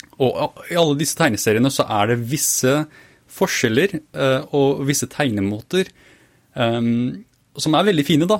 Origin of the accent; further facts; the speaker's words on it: Fredrikstad, Østfold, Norway; jeg vokste opp i Fredrikstad